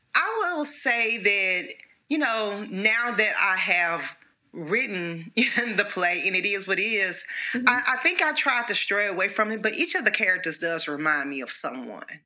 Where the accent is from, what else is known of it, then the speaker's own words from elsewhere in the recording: Arkansas, United States; I'm from Arkansas, born and raised.